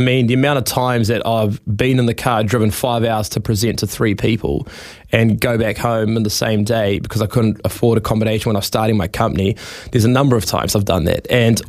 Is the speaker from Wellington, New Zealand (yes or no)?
no; Taranaki, New Zealand; I'm from Taranaki, grew up in a really humble family. Dad's a tennis coach.